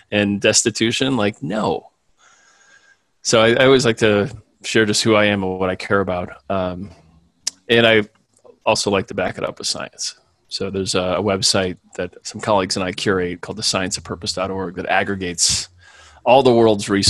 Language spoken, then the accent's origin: English; Midwest, United States; growing up in the Midwest, I was taught that if you worked hard and you married your high school sweetheart and you moved to suburbs and made some more babies and then died in Florida